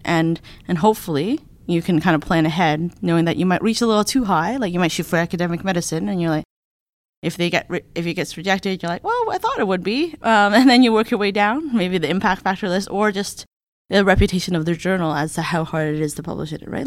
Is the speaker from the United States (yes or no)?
no; Hamilton, Ontario, Canada; I am a Canadian. So, I come from Hamilton, Ontario, which is a little city basically outside of Toronto.